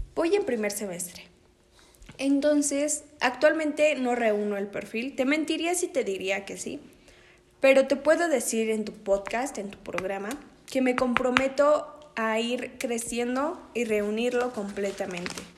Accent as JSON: {"language": "Spanish", "town": "Naucalpan de Juárez", "region": "State of Mexico", "country": "Mexico", "tie": "born or raised there", "moved": "yes", "lives_now": "San Antonio de las Huertas, Mexico", "said": "Nací en Aucalpan de Juárez el día 13 de enero del año 2002."}